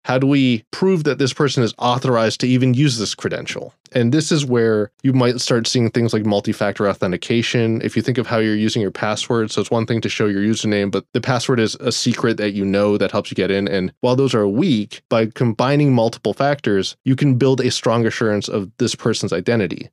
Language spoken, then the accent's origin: English; Florida, United States; But then I grew up in Florida, or even when I was working, I lived in Florida